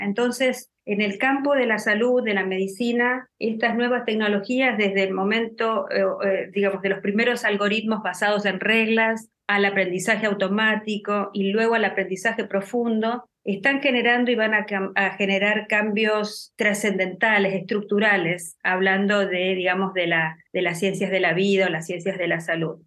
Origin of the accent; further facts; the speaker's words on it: Argentina; En mi país, por ejemplo, en Argentina